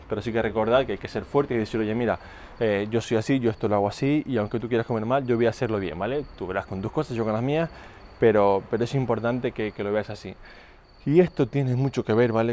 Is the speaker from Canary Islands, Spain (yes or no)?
yes; Canary Islands, Spain; moved away; also born or lived in Mallorca; Yo antes vivía en Mallorca, aunque soy de Canarias